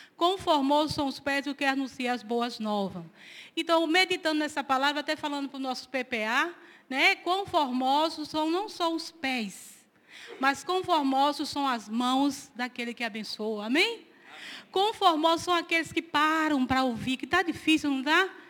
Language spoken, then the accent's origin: Portuguese; Pernambuco, Brazil; moved away; Eu estou representando Pernambuco, eu sou pernambucana.